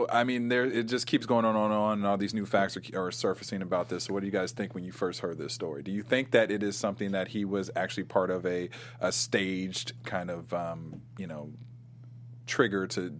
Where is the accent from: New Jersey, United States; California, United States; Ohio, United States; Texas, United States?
Ohio, United States; moved away; also born or lived in New York; I mean, I'm from Ohio, but I lived in New York for a long time.